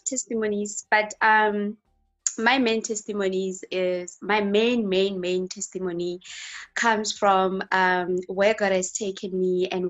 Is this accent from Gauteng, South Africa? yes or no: no; Limpopo, South Africa; South Africa, Limpopo.